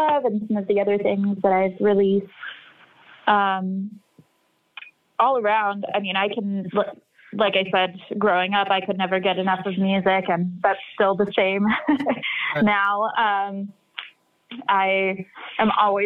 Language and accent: English; North Texas, United States; I grew up in North Texas